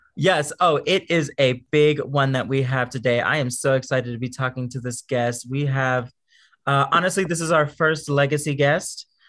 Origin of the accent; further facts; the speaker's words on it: Houston, Texas, United States; moved away; I didn't like grow up at all in like the queer drag community at all when I was growing up in Houston